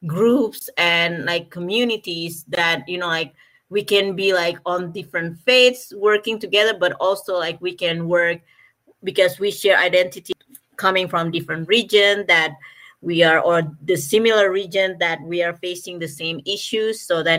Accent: Indonesia; I'm originally from Indonesia

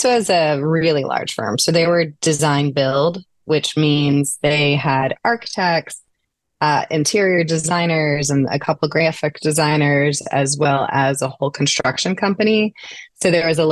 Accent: St. Louis, Missouri, United States; moved away as an adult; also born or lived in Kirkwood, Missouri; I was born and raised in St. Louis and later on sort of more specifically Kirkwood

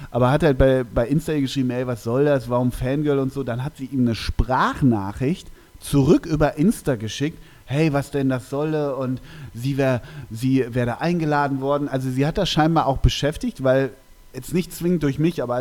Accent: North Rhine-Westphalia, Germany; so weit ist es gar nicht von meiner Heimat entfernt. Es ist ja tiefstes Emsland und ich komme ja aus Westfalen

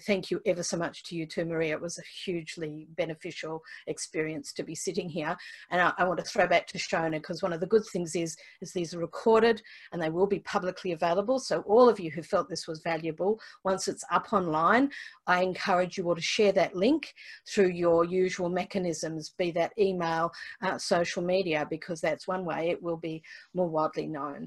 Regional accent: Australia; as an Australian who commutes across there a lot

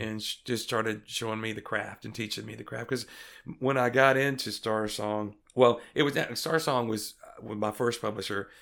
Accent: Greenwood, Mississippi, United States; I'm from Greenwood, Mississippi, in the Mississippi Delta

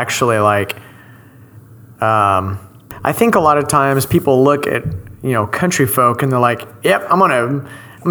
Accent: Shawnee, Oklahoma, United States; moved away as an adult; now in Dallas, United States; I grew up in Shawnee, in the fucking country

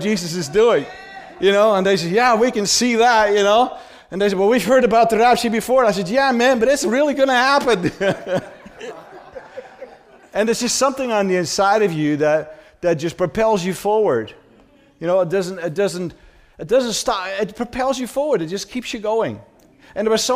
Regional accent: Amsterdam, North Holland, Netherlands; That's how I was raised in Holland. I was born in Amsterdam.

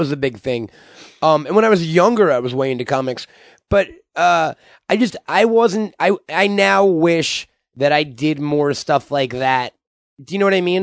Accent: Long Island, New York, United States; born or raised there

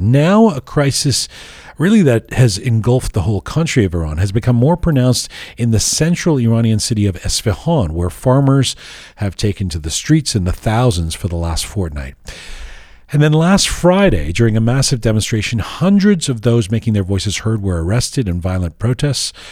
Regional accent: Canada; also born or lived in England; when I was growing up, I mean, a teenager in Canada, you know, growing up in England and Canada

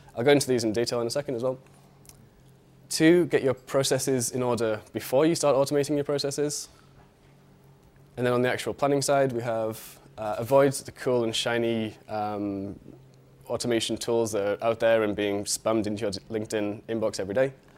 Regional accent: United Kingdom; moved away as an adult; now in Berlin, Germany; I'm from the U K, as you can tell from my accent

